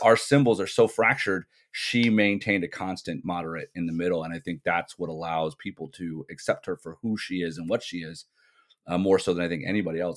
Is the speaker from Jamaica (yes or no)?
no; England, United Kingdom; I grew up in England. I went to high school here